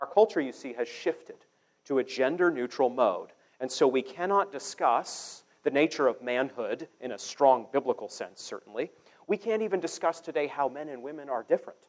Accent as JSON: {"language": "English", "region": "Maine", "country": "United States", "moved": "yes", "lives_now": "Kansas City, United States", "said": "I'm from Maine, so I'm used to real winter"}